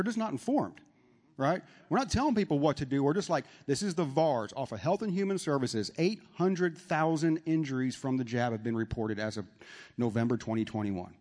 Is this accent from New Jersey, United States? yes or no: no; San Antonio, Texas, United States; now in Dallas, United States; I was born and raised in San Antonio